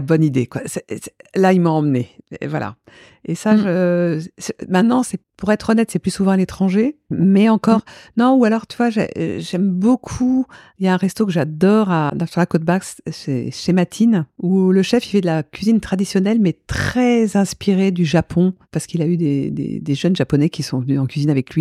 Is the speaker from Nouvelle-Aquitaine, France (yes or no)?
no; Paris, Île-de-France, France; also born or lived in Souillac / Biarritz; suis plus parisienne, quoi. J'ai plus vécu à Paris que euh, dans le sud-ouest pour l'instant.